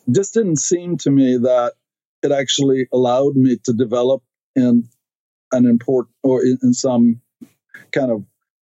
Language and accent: English; Stockholm, Stockholm County, Sweden; English is a second language; moved away as an adult; now in United States; I grew up in Sweden, in Stockholm, which is the capital of Sweden